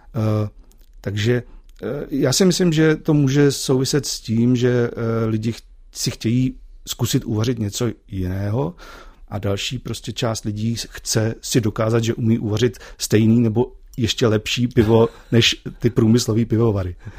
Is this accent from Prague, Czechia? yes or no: no; Ústí nad Labem, Ústí nad Labem Region, Czechia; jsem z Ústí nad Labem